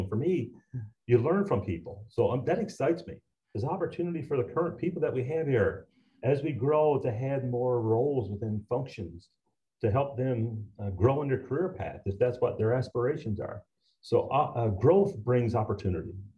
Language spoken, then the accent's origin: English; Garnish, Newfoundland and Labrador, Canada; moved away; also born or lived in Point Rosie, Newfoundland; I'm a new from Newfoundland, and I'm proud of it. Uh, I was born uh, in this small little outport called Point Rosie. No roads, uh, 12 families, resettled when I was three to a to a, a, a town called Garnish.